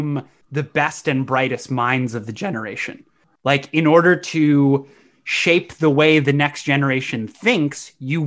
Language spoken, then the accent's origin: English; United States; being an American